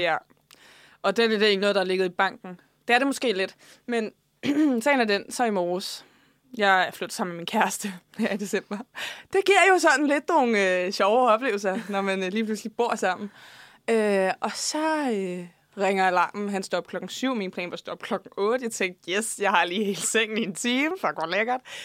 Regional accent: Faxe, Zealand, Denmark; der, hvor jeg kommer fra i Faxe Kommune

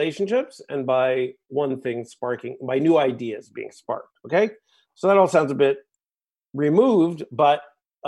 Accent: United States; now in Toronto, Canada; Ashkenazic Jewish background growing up in the States

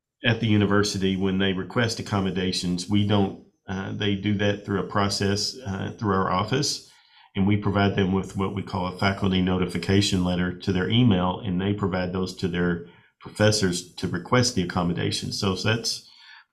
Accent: Bowling Green, Kentucky, United States; also born or lived in Lexington, Kentucky; I am from Bowling Green, Kentucky. I grew up here. We moved here when I was a little kid, when my father got a position at WKU. We moved from Lexington to Bowling Green. So I pretty much grew up here in the Bowling Green area

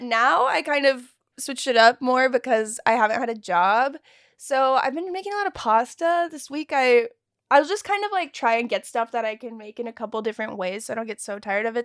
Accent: Texas, United States; moved away; I'm from Texas

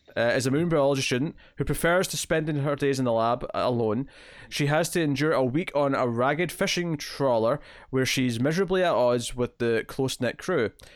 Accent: Scotland, United Kingdom; I'm Scottish

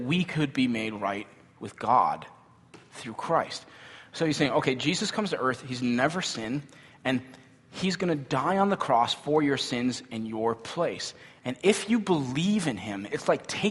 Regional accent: United States; we grew up in this culture, right? Where as American kids

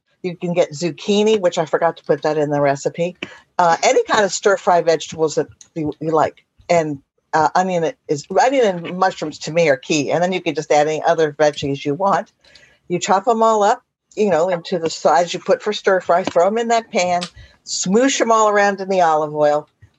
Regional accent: Bellingham, Washington, United States; And I'm from Bellingham, Washington, by the way.

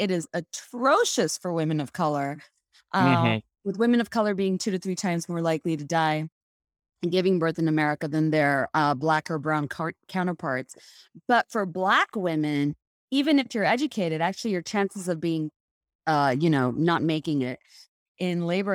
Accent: Bangladesh; moved away as an adult; now in United States; I was born and raised in Bangladesh, and you know, I came to the States for the first time when I was going to college here at UVA.

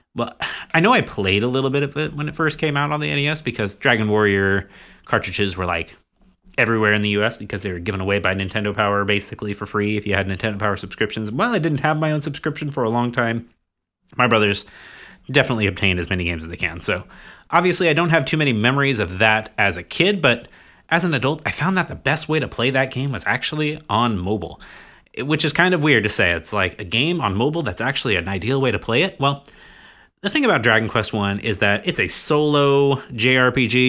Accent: United States

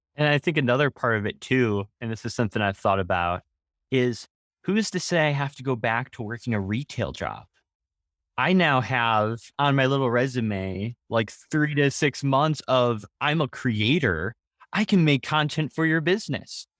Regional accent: Wisconsin, United States; I'm from Wisconsin

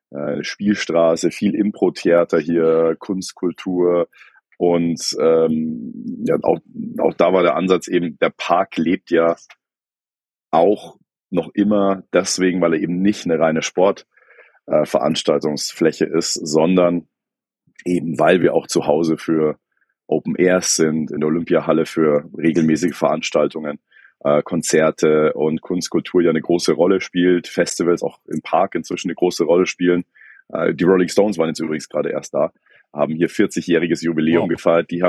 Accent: Hesse, Germany; ich glaube, als Hesse kriegt man es ganz gut hin.

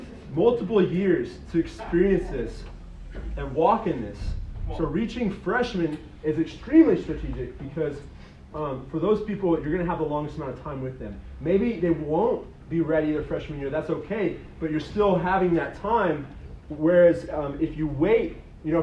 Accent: Colorado, United States; I'm from Colorado

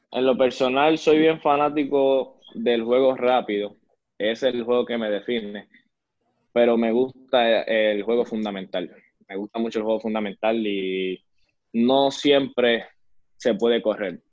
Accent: Arecibo, Puerto Rico; also born or lived in San Francisco de Macorís, Dominican Republic; Arecibo, ya que pues fue una el pueblo que me vio crecer

